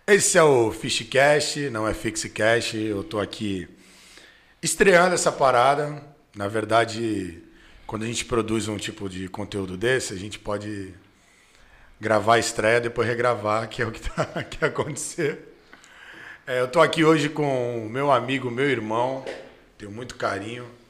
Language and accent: Portuguese; Santos, São Paulo, Brazil; a gente é de Santos